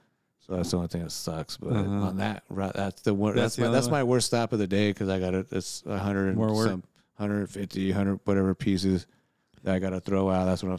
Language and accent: English; Redlands, California, United States; I grew up in Redlands. I know Redlands.